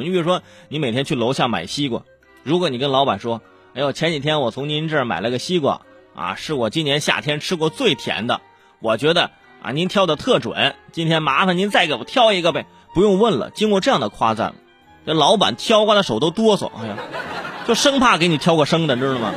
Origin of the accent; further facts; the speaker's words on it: China; 我们中国人